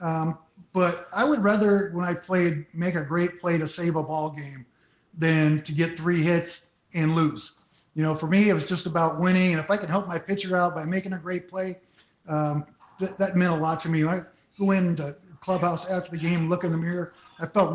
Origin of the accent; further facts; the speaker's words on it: Santa Clara, California, United States; also born or lived in San Jose, California; I was born in San Jose, raised in Santa Clara